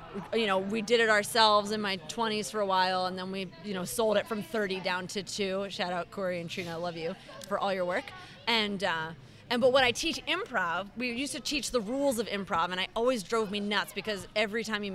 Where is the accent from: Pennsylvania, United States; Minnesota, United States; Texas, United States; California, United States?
Pennsylvania, United States; Philadelphia; I'm from Philly.